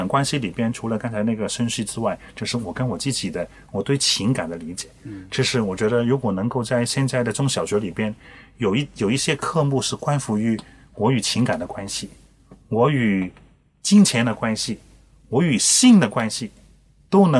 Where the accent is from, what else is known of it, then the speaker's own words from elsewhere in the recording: China; 往往我们中国人不认真。